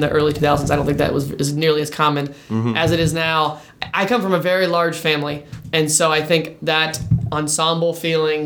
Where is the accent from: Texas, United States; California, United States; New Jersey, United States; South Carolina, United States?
South Carolina, United States; Greenville; also born or lived in Chapel Hill, North Carolina; I always wanted to move back. That's my hometown, come back. All our grandparents are here